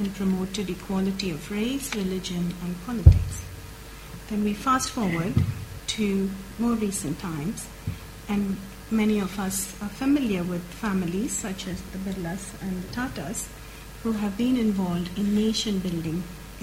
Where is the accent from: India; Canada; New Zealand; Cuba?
India; moved away; growing up in India